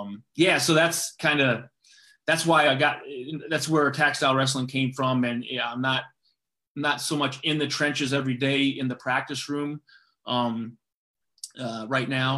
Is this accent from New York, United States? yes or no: no; Gilbertville, Iowa, United States; I grew up in Gilbertville, Iowa, right near Waterloo